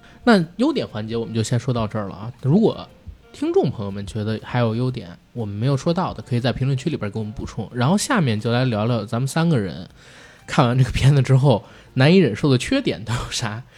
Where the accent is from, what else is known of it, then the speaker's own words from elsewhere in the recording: China; 你会发现它是真正的可能大陆第一次看到一个我们中国人自己来讨论权贵是如何利用他们的权利来压迫我们的